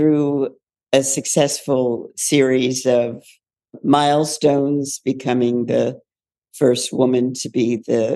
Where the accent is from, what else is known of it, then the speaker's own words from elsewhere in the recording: Philadelphia, Pennsylvania, United States; I was born in Philadelphia. My father was a physician and my mother was a social worker. So I was into servicing as a as a platform very early on, and went on through the public high schools in Philadelphia